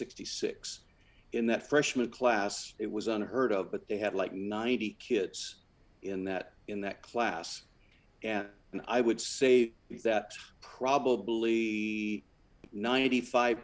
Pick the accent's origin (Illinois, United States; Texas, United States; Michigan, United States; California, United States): California, United States; San Jose; I was raised in San Jose, California